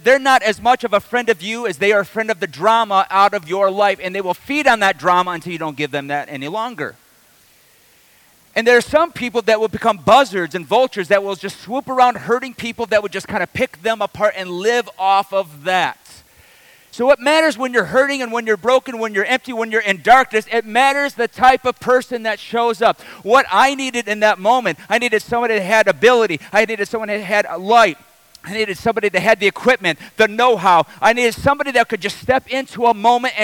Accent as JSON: {"language": "English", "town": "Detroit", "region": "Michigan", "country": "United States", "said": "I'm from the Detroit area"}